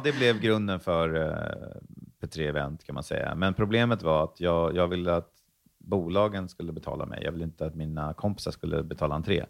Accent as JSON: {"language": "Swedish", "town": "Stockholm", "region": "Stockholm County", "country": "Sweden", "tie": "born or raised there", "also_born_or_lived": "Värmland", "said": "jag växte dels upp i Stockholm, men också i Värmland, så jag ser mig lite som en eh, halv stockholmare, halv värmlänning"}